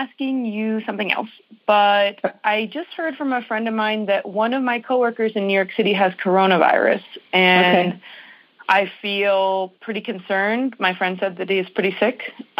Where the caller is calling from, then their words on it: Guanajuato, Mexico; I'm calling from Guanajuato, Mexico.